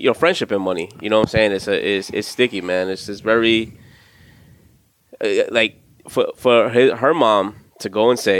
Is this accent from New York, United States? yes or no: yes; New York City, New York, United States; I have Brooklyn because I'm from East New York